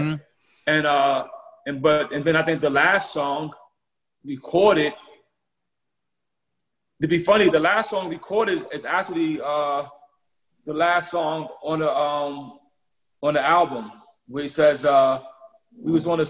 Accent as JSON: {"language": "English", "region": "New York", "country": "United States", "tie": "born or raised there", "said": "When I was growing up in New York"}